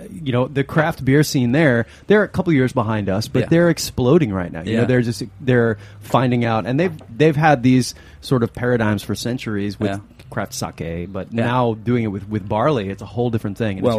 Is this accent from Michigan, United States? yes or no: yes; Upper Peninsula of Michigan, United States; now in New York, United States; I'm from the Upper Peninsula of Michigan, which is way, way up north. And yes, not on the hand.